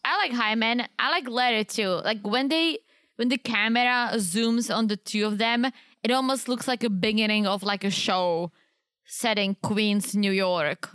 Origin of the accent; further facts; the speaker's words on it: Czechia; moved away; I grew up in the Czech Republic